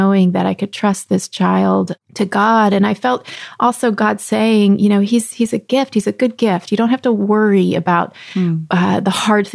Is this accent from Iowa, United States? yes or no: no; Texas, United States; also born or lived in Rapid City, South Dakota; I grew up in Texas